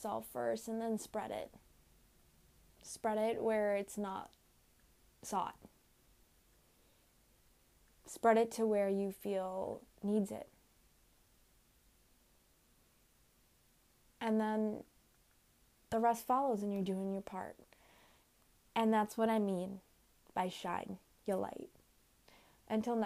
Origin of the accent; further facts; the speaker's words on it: Winthrop, United States; my hometown's small business store called The Hive in Winthrop